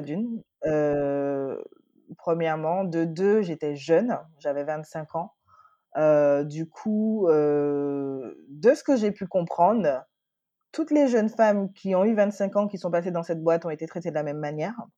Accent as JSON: {"language": "French", "country": "Guadeloupe", "moved": "yes", "lives_now": "Paris, France", "said": "j'ai trente et un ans. Je suis Guadeloupéenne. Je vis, heu, à Paris en ce moment"}